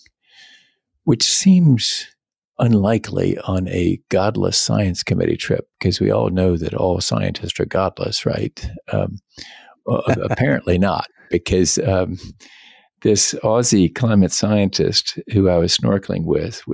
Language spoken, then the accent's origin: English; Greenville, South Carolina, United States; doing commercial real estate law at back home in Greenville, South Carolina